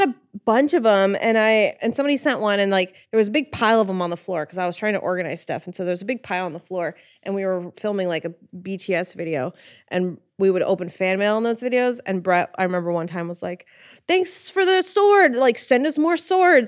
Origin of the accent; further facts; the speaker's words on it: Midwest, United States; I'm from the Midwest.